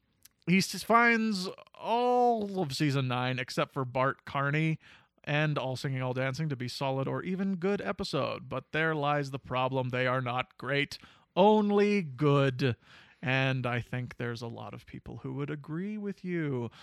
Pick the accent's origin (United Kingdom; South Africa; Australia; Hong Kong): United Kingdom; England; I'm English, so I don't really have any skin in the game